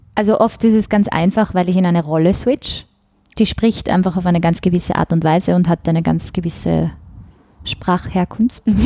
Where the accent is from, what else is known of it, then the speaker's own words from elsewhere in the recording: Vienna, Austria; accent: Wienerisch; mit Wienerisch